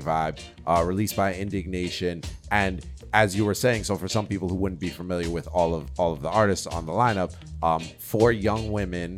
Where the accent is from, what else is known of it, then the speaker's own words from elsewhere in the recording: New York, United States; what I come from in New York